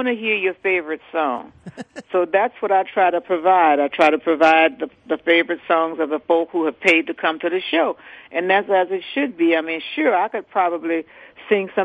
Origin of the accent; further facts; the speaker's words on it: New Orleans, Louisiana, United States; I'm from New Orleans. We don't get starstruck over nobody here.